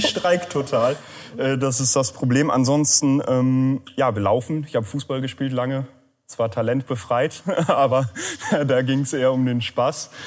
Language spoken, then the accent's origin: German; Lünne, Lower Saxony, Germany; moved away as an adult; now in Rheine, Germany; ich bin auch ein Emskop, äh, allerdings von einer anderen Landesgrenze, auch aus Niedersachsen, südliches Emsland, aus Lünne